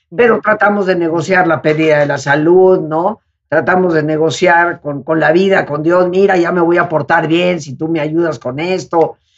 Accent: Yucatán, Mexico; nosotros somos de Yucatán, las playas de Yucatán, de Quintana Roo, pero recorrimos todas las playas porque siendo yucatecos el mar es lo que nos atrae más

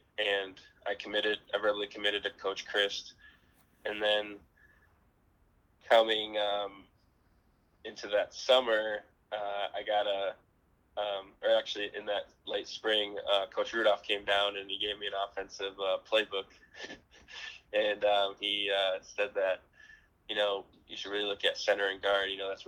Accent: Wisconsin, United States; Wisconsin was always my dream school to go to, and, you know, playing for my home state.

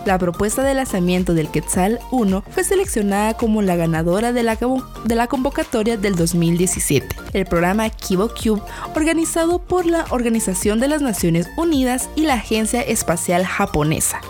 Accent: Guatemala; Como guatemaltecos debemos sentirnos orgullosos

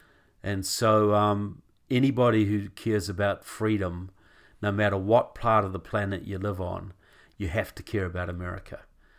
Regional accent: New Zealand; now in United States; why as a New Zealander, because I live here now most of the time, I'm married to an American

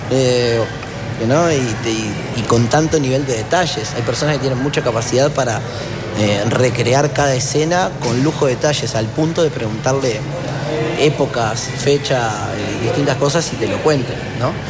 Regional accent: Buenos Aires, Argentina; born there; como decía la presentación, yo nací en Buenos Aires.

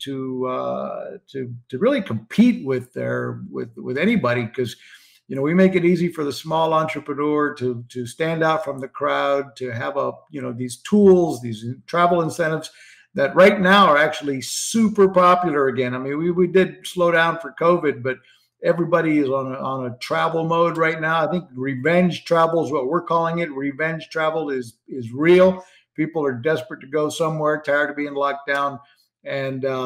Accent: Puerto Rico; moved away as an adult; now in Florida, United States; I grew up in Puerto Rico

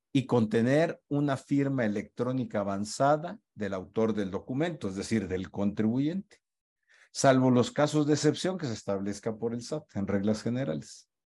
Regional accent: Culiacán, Sinaloa, Mexico; moved away; also born or lived in Mexico City; he estado en Culiacán, mi tierra natal

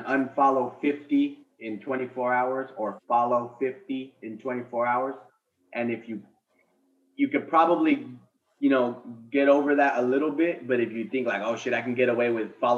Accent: Oxnard, California, United States; now in Utah, United States; Our hometown in California. We're from California originally

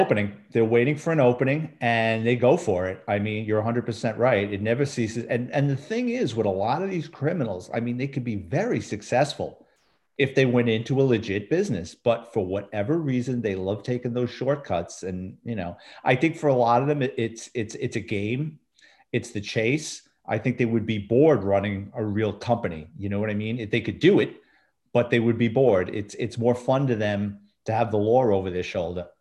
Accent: New York City, New York, United States; moved away as an adult; also born or lived in Central Florida; now in Florida, United States; I lived in New York City my entire life.

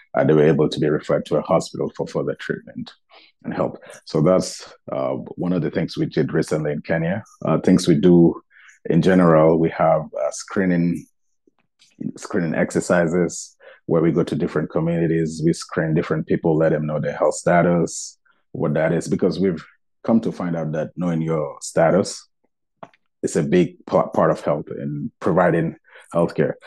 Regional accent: Gambia; my home country, the Gambia

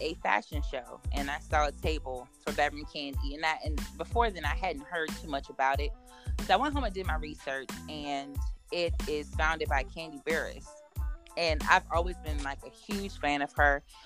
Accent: Richmond, Virginia, United States; I am born and raised in the Richmond area

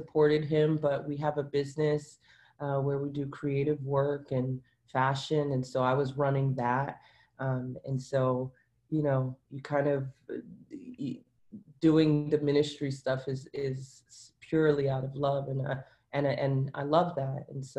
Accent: Brooklyn, New York, United States; now in Miramar, United States; I'm from Brooklyn, and somehow I ended up down here, and you know, you kind of just go with it.

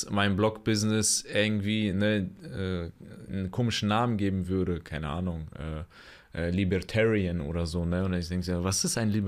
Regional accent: Bonn, North Rhine-Westphalia, Germany; born there; aber ich bin in Bonn geboren, ah. also der Beethovenstadt.

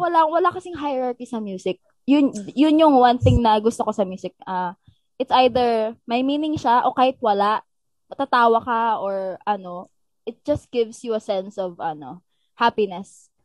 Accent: Philippines; dito ako lumaki sa Pilipinas

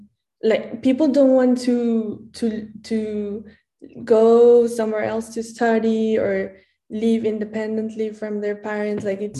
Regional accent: Mexico City, Mexico; moved away as an adult; now in Berlin, Germany; first of all, I come from Mexico, from the capital, Mexico City. I am 24 years old, and I just graduated from university.

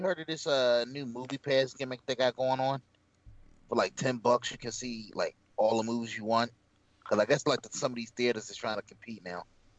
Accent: Philadelphia, Pennsylvania, United States; He's from my hometown.

